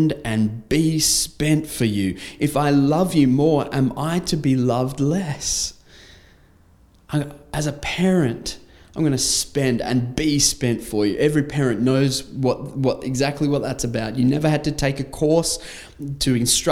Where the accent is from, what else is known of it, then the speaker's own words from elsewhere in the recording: Australia; I had just left my home country for a foreign land